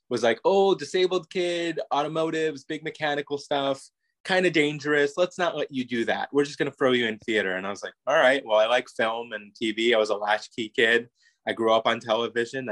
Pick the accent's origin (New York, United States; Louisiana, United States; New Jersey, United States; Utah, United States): New York, United States; also born or lived in Florida; now in California, United States; I'm originally from New York, but I was living in Florida as a teenager